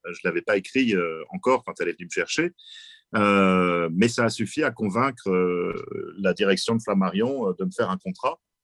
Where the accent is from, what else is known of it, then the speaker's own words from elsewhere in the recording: France; chez nous en France